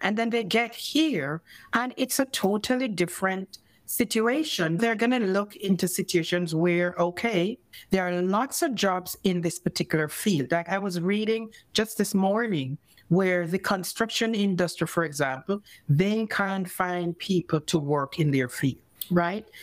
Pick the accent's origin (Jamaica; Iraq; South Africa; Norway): Jamaica; first language English; moved away as an adult; now in Canada; I grew up in Jamaica where we use fork and knife and stuff.